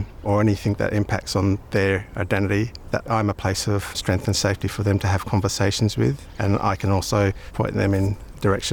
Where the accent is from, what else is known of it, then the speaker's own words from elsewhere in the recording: Darwin, Northern Territory, Australia; also born or lived in Brisbane; now in South Australia, Australia; I was born in Brisbane but raised in Darwin amongst my Aboriginal family